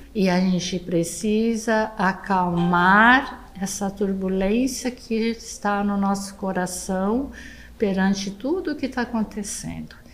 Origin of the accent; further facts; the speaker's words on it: Brazil; uma brasileira de olho puxado